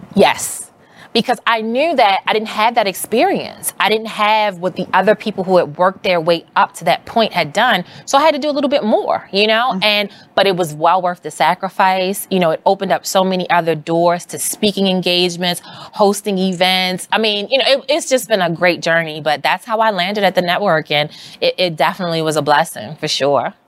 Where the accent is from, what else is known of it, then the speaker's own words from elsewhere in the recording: Baltimore, Maryland, United States; now in New York, United States; I grew up in Baltimore City